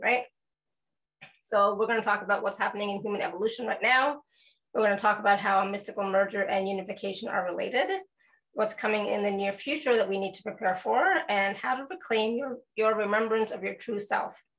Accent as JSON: {"language": "English", "country": "Canada", "said": "I'm Canadian"}